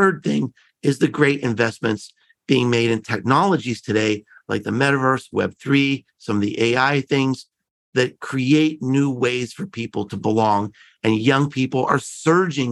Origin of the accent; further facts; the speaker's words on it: Pittsburgh, Pennsylvania, United States; I grew up in Pittsburgh